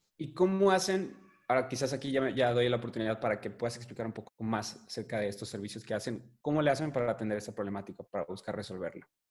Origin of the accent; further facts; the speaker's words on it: Tampico, Tamaulipas, Mexico; de donde somos nosotros de Tampico